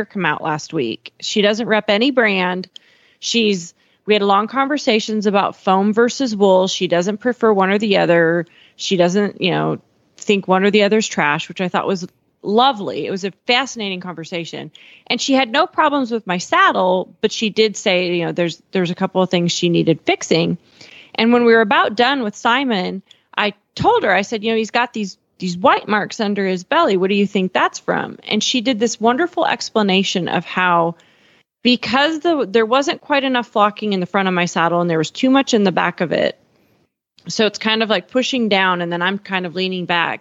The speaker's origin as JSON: {"language": "English", "region": "Eastern Montana", "country": "United States", "moved": "yes", "lives_now": "Texas, United States", "said": "I'm from Eastern Montana"}